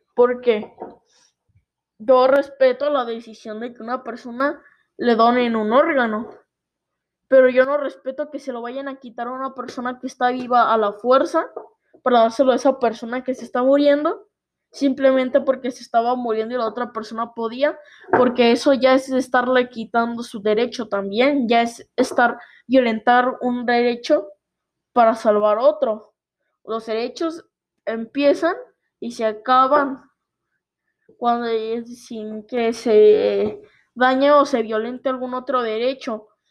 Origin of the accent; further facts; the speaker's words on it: Mexico; en mi país México